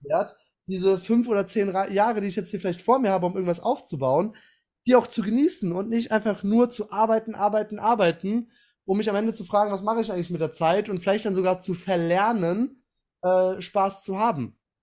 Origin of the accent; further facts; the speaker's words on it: Aachen, North Rhine-Westphalia, Germany; ich komme ja aus Aachen, ist ja um die Ecke